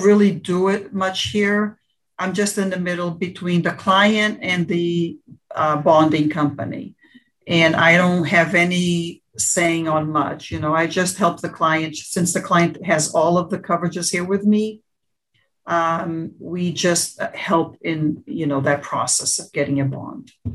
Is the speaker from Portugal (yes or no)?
yes; Portugal; now in United States; I am um, born in the United States, but I grew up in Portugal